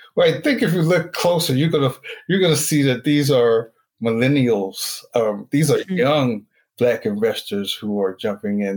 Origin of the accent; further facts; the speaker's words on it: Newark, New Jersey, United States; also born or lived in Linden, New Jersey; I grew up in Newark and Linden, New Jersey. That's northern New Jersey, so closer to New York.